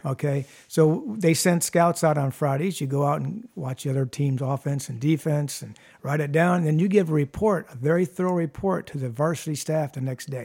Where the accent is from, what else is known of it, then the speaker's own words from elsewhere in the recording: Toledo, Ohio, United States; also born or lived in Perrysburg, Ohio; I grew up in Toledo